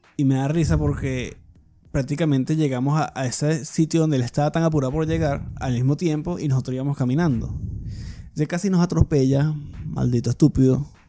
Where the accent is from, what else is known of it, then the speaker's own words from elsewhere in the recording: Venezuela; moved away; como venezolano